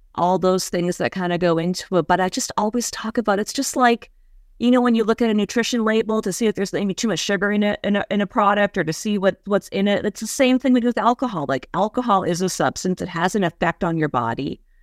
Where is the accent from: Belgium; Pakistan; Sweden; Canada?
Canada; Western Canada; moved away as an adult; also born or lived in New York City; I moved from Western Canada, where I grew up, near the Rocky